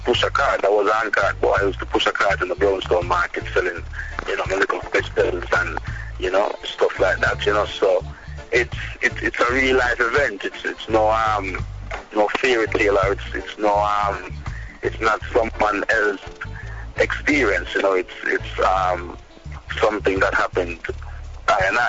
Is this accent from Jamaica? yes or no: yes; St. Ann, Saint Ann, Jamaica; I'm from St. Anne, where, you know, there's not a lot of people within the whole business respect St. Anne artists, because I'm a St. Anne artist